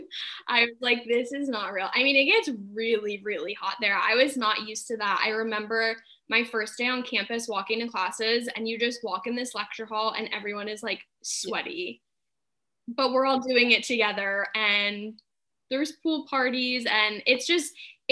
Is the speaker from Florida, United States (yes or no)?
no; New Jersey, United States; moved away as an adult; also born or lived in Tempe, Arizona; now in Los Angeles, United States; I'm originally from New Jersey, just suburban town, New Jersey. Grew up with my mom, my dad, my brothers.